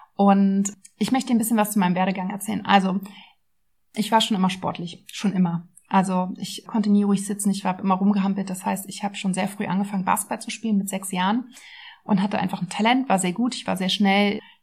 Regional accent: Berlin, Germany; Also ich bin Ur-Berlinerin, sehr selten, aber ja, ich bin in Berlin geboren und aufgewachsen, habe auch nie wirklich woanders gelebt

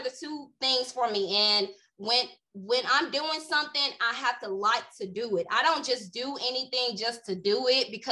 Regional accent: Greenwood, Mississippi, United States; I'm from a small town, Greenwood, Mississippi, very small town. Everybody knows everybody.

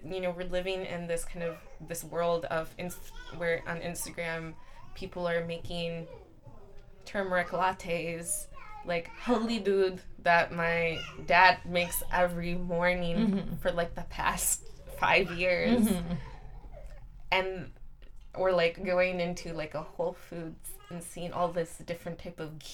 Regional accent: Flint, Michigan, United States; moved away; I'm from Flint

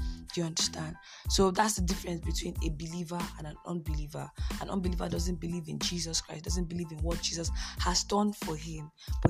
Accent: Delta, Nigeria; I'm a 400 level law student of Faculty of Law, University of Nigeria. I'm from Delta State, and I love God.

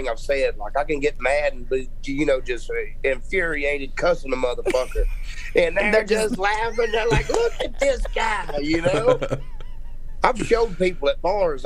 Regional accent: Louisiana, United States; moved away as an adult; now in Texas, United States; Growing up in Louisiana, now I've lived in Texas for 11 years

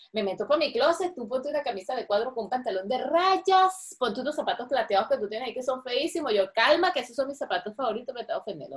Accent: Venezuela; moved away; also born or lived in Caracas; las cosas que me estoy perdiendo de mi país

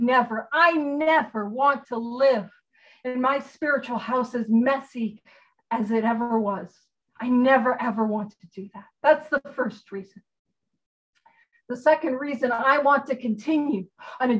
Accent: Canada; I'm a Canadian

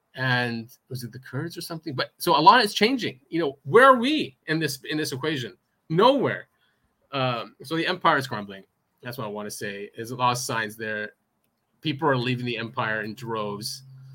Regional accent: United States; No, we won't. We're too American.

